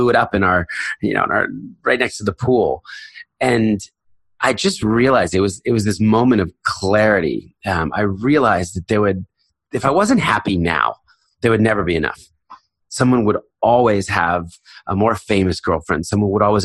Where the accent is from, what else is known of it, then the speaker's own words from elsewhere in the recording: United States; moved away as an adult; I was raised in a very conservative Christian home in Philadelphia, New Jersey